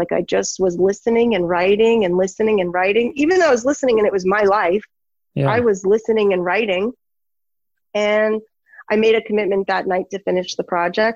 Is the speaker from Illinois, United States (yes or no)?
no; New York City, New York, United States; I'm from New York City